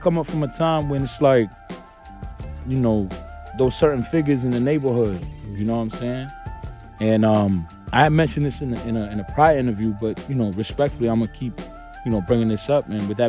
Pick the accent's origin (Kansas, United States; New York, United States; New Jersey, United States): New York, United States; New York City; I'm from Brownsville, East New York, Brooklyn, more or less. You know, but my stomping grounds officially are Ocean Hill.